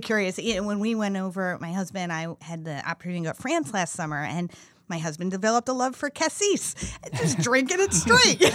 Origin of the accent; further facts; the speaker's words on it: Midwest, United States; I grew up in the Midwest